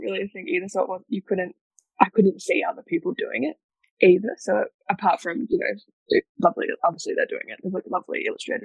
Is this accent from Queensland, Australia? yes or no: yes; Mackay, Queensland, Australia; I grew up in North Queensland in Australia, which is sort of, I guess that's the state, but I grew up in a little town called Mackay